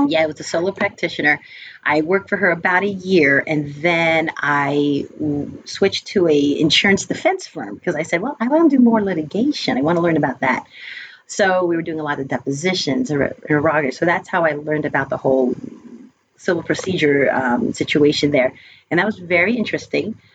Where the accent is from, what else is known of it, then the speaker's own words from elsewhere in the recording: United States; also born or lived in upstate New York; My brother and I are the only ones that were born here in the States